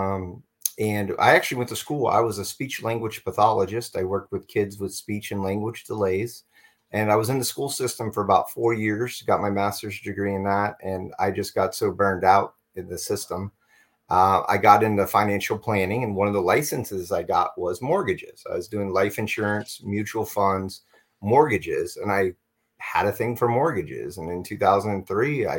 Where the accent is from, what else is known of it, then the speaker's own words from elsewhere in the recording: Florida, United States; I'm a Florida boy, born and raised